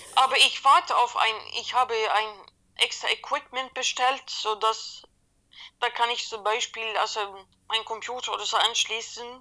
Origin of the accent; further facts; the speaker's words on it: Sweden; German is a second language; Ich bin gebürtige Schwedin